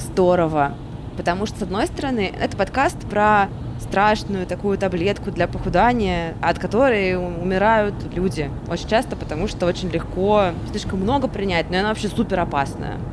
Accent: Samara, Samara Oblast, Russia; now in Moscow, Russia; Я вот просто из Самары сама

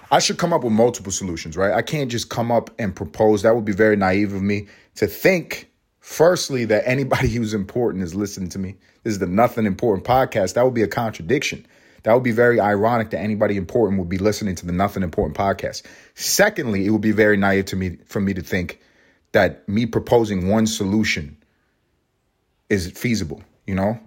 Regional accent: United States; I am American. I am American

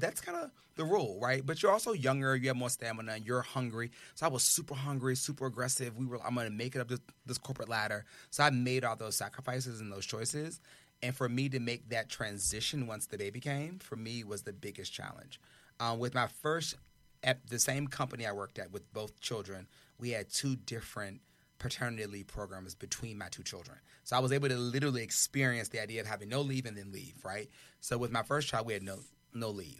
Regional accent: the South, United States; I'm from the South

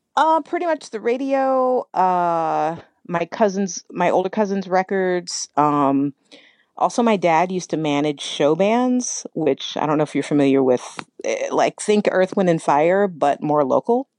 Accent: Kentucky, United States; moved away as an adult; also born or lived in New York; I grew up in Kentucky

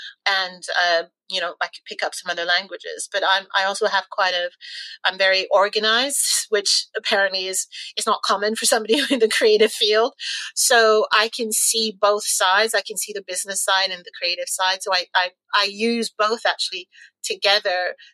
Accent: Canada; now in London, United Kingdom; And actually, when I first arrived here in the UK, because I came from Canada

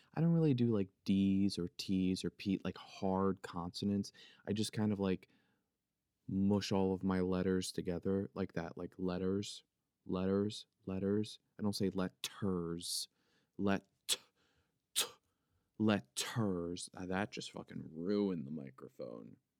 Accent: Philadelphia, Pennsylvania, United States; accent: Philly; It's my Philadelphia accent, it's my Philly accent

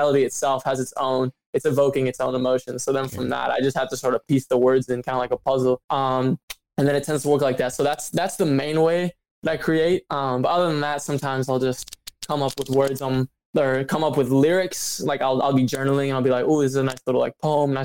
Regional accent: Glenview, Illinois, United States; I grew up just north of Chicago in a suburb called Glenview

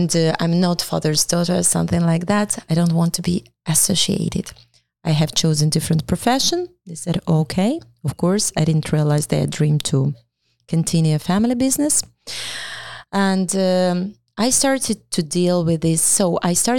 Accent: Ukraine; English is a second language; moved away; we are proud to be Ukrainians

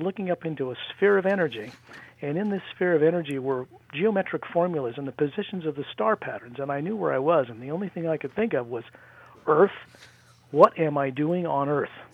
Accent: near Salt Lake, Utah, United States; in Utah, where I grew up near Salt Lake

